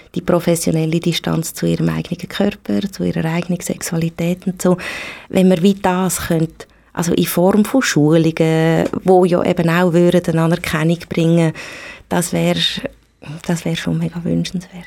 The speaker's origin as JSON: {"language": "German", "country": "Switzerland", "said": "bei uns in der Schweiz"}